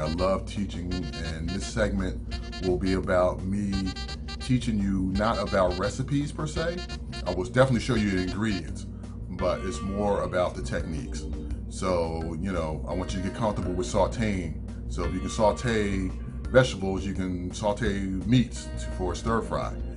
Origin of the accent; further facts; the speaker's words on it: Philadelphia, Pennsylvania, United States; moved away as an adult; now in Atlanta, United States; I was born and raised in Philadelphia, lived there